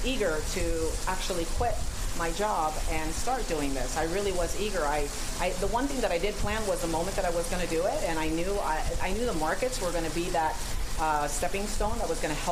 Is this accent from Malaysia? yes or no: no; Spain; now in United States; I'm from Spain, so I kind of was brought up with all the tricks and secrets of paella